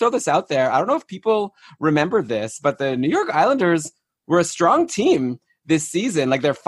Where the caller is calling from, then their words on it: Toronto, Ontario, Canada; I'm here in Toronto. I'm the only North American representation here.